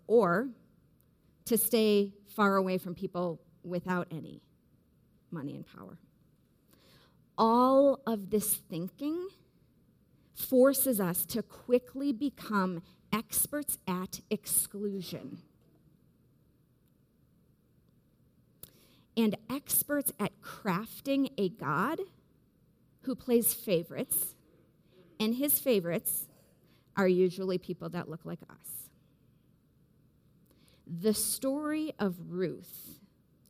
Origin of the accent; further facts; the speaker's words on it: Wisconsin, United States; growing up in Wisconsin in the Midwest